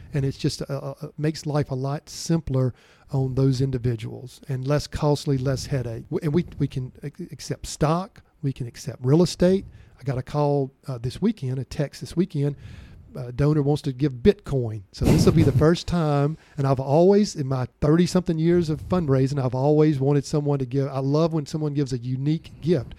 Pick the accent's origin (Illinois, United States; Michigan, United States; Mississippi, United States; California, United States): Mississippi, United States; Vicksburg; I grew up in Vicksburg, Mississippi